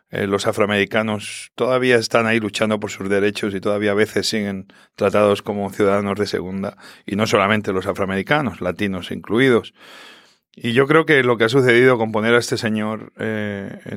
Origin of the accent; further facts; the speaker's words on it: Spain; Yo soy español, pero al final me considero hispano-latino y yo soy lo que soy gracias a muchísimos hispanos, latinos que, que, me han ayudado a abrir tantos restaurantes.